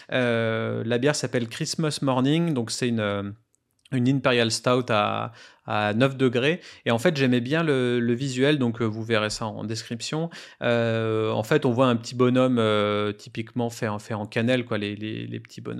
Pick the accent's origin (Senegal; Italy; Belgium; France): France